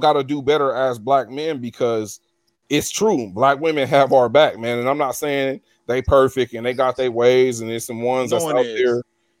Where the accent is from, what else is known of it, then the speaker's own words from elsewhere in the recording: Pomona, California, United States; Growing up in Pomona, I was sheltered.